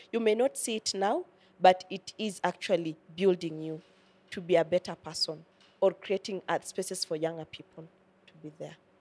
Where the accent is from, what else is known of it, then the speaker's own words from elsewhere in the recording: Kenya; these are the values that I have as a Kenyan